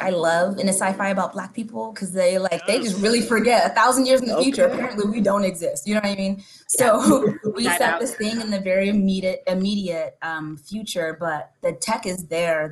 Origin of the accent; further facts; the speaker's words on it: Nigeria; being Nigerian and being Yoruba